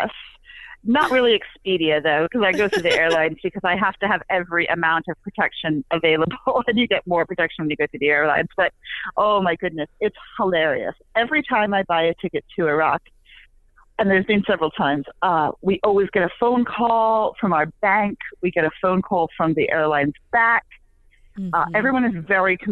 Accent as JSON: {"language": "English", "region": "England", "country": "United Kingdom", "moved": "yes", "said": "I'm from England originally, and my family isn't, well, my mother is in St. Louis."}